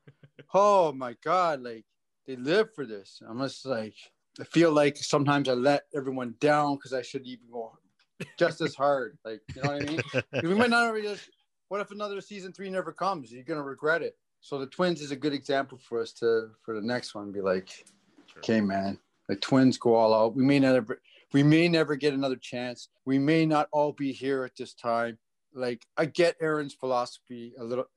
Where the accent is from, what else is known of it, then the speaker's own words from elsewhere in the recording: Toronto, Ontario, Canada; I'm from Ontario. I'm from Toronto